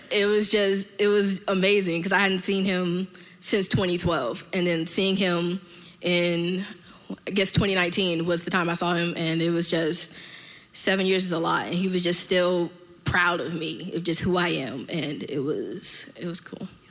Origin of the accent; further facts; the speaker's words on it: Miami, Florida, United States; I'm from Miami